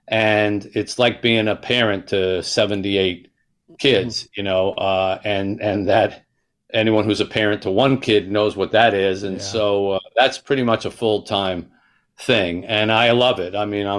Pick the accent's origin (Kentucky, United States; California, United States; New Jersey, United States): New Jersey, United States; we went back to the neighborhood where we grew up in South Jersey